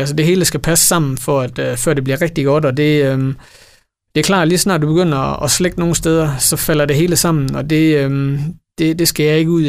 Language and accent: Danish; Esbjerg, Southern Denmark, Denmark; jeg er her fra Esbjerg, jeg er født og opvokset her